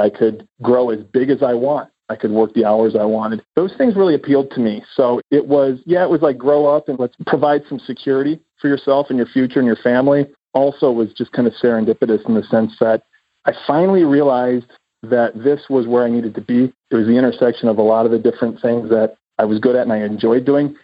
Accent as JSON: {"language": "English", "region": "Iowa", "country": "United States", "also_born_or_lived": "Los Angeles", "moved": "yes", "said": "I was a boy from Iowa with a dream"}